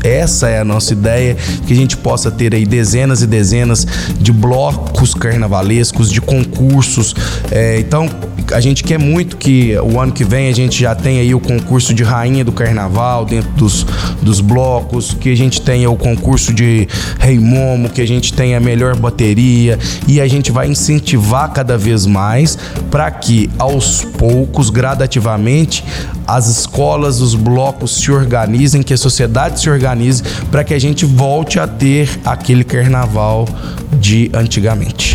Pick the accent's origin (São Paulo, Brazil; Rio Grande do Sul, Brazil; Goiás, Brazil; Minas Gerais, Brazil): Minas Gerais, Brazil; Lavras; também pulei bastante carnaval em Lavras na minha infância, na minha adolescência